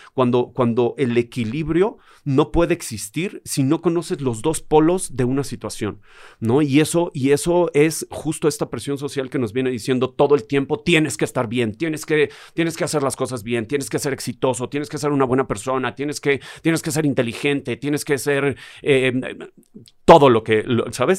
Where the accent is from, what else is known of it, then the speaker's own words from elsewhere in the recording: Mexico City, Mexico; yo crecí en Tepito, yo, yo anduve por las calles